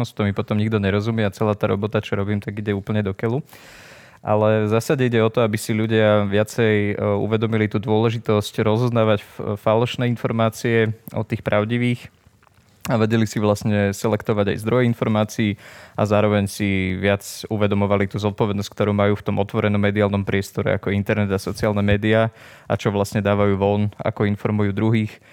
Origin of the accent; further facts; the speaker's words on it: Poprad, Prešov Region, Slovakia; now in Bratislava, Slovakia; pochádzam z Popradu, žijem v Bratislave.